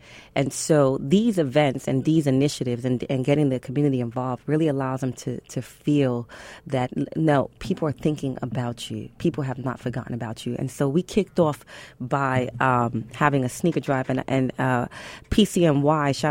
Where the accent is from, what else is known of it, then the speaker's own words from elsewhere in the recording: New York City, New York, United States; I'm from Brooklyn